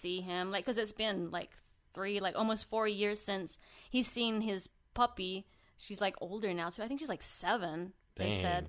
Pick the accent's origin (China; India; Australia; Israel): Australia; Sydney, New South Wales; born there; I was born in Sydney, Australia, like the same city as Felix.